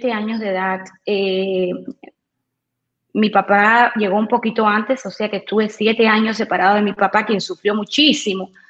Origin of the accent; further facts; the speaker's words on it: Cuba; born there; Eh, pues nací en Cuba, eh, vengo de, una familia, una familia compuesta de un bando de muy revolucionarios